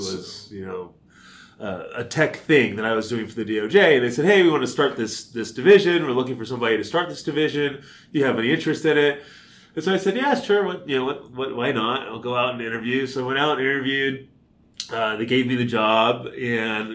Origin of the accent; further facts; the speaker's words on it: Bay Area and Sacramento, California, United States; moved away as an adult; also born or lived in San Francisco, California / San Diego, California / Los Angeles, California; now in Kansas City, United States; I was born in San Francisco, grew up in the Bay Area and in Sacramento